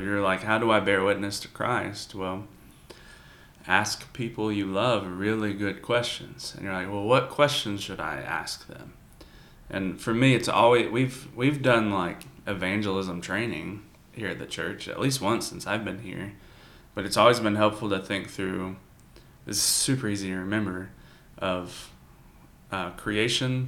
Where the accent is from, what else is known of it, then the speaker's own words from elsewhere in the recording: the South, United States; growing up in the South